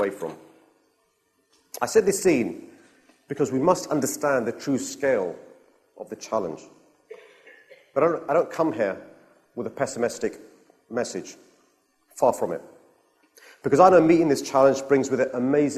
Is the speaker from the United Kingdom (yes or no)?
yes; London, United Kingdom; I'm a Londoner, born and bred